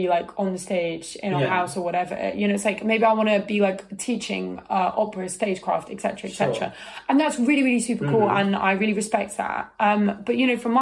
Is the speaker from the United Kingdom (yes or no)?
yes; United Kingdom; I'm British